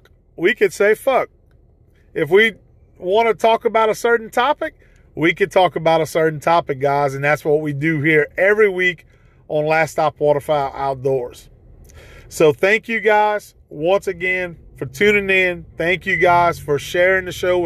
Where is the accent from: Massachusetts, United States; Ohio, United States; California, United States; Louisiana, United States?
Louisiana, United States; Ville Platte; Growing up in Evangeline Parish in the town of Ville Platte, Louisiana, that's actually where our hunting roots started at as children